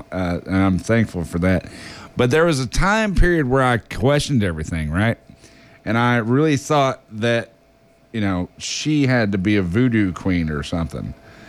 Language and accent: English; Nashville, Tennessee, United States; also born or lived in Denver, Colorado; now in New Orleans, United States; I'm from Nashville originally. I came down here via Colorado. I was living in Denver